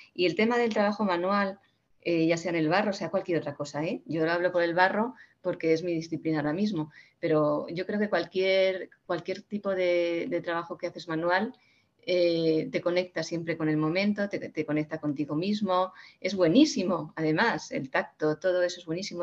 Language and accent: Spanish; Community of Madrid, Spain; mi pueblo, donde yo vivo, en Madrid